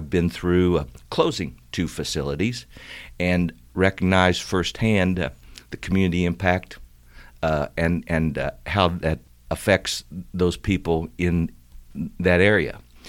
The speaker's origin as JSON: {"language": "English", "region": "Missouri", "country": "United States", "tie": "born or raised there", "said": "I grew up in Northwest Missouri, Holt, Atchison, Nottoway counties, up there, Craig, Mound City, Tarkio."}